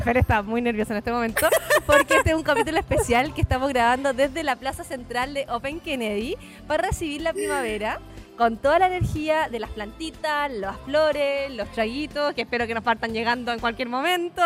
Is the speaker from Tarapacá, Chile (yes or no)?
yes; Iquique, Tarapacá, Chile; yo soy de Iquique